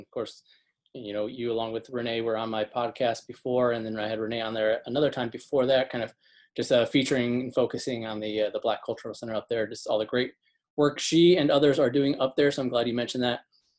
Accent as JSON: {"language": "English", "region": "Indiana", "country": "United States", "tie": "born or raised there", "said": "I've lived in Indiana my whole life"}